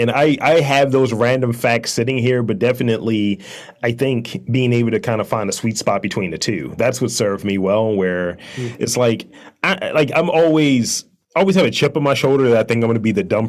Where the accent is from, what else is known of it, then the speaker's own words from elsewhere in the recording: Baltimore, Maryland, United States; East Baltimore.